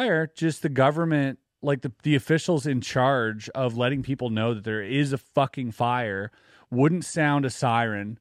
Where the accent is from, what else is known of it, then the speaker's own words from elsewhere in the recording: Quebec, Canada; growing up in Quebec